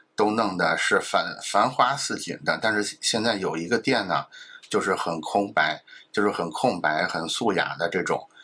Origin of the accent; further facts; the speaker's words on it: China; 其实我们中国人是很熟悉类似这种氛围的